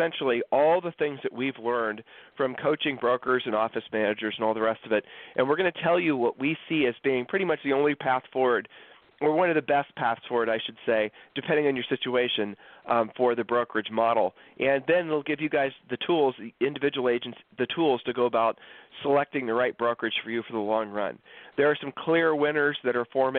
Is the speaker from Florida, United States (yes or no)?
no; Columbus, Ohio, United States; now in Texas, United States; We grew up in Columbus, Ohio